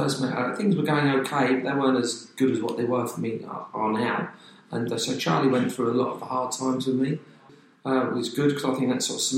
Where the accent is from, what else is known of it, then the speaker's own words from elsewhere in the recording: Surrey, South East England, United Kingdom; accent: Cockney; moved away; I'm actually from Surrey